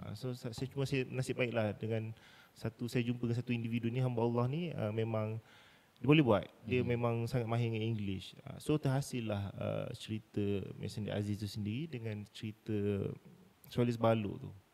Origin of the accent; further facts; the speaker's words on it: Pahang, Malaysia; saya memang anak jati Pahang. Mm-hmm. So memang mak ayah saya orang Pahang